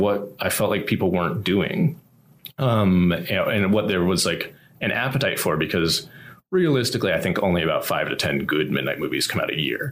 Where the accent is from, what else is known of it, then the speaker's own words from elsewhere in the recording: Columbia, Missouri, United States; moved away as an adult; now in Los Angeles, United States; my hometown of Columbia, Missouri